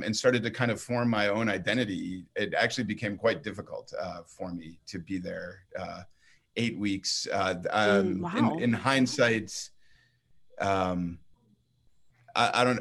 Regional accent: Boston, Massachusetts, United States; I'm originally from Boston, Massachusetts.

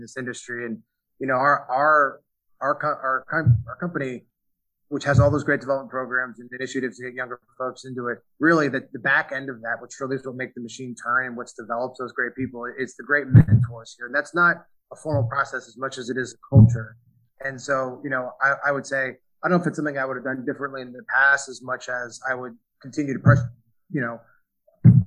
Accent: New York City, New York, United States; also born or lived in Connecticut; I grew up on the East Coast, in New York State and Connecticut. I'm from New York City originally

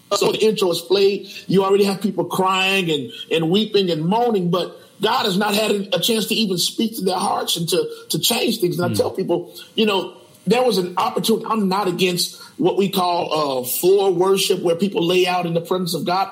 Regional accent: Chicago, Illinois, United States; born and raised in Chicago all of my life, um, 44 years.

